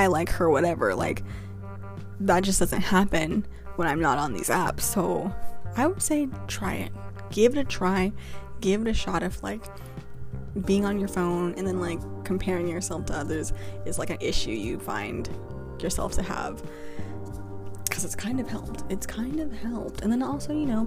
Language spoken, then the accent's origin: English; Glendale, California, United States; moved away; I'm from Los Angeles, California. Like, I lived like specifically in the Glendale area